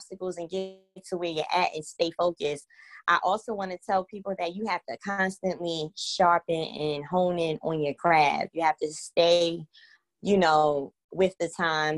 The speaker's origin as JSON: {"language": "English", "town": "New York City", "region": "New York", "country": "United States", "tie": "born or raised there", "moved": "as an adult", "lives_now": "Baltimore, United States", "said": "I'm from the Bronx, New York, born and raised"}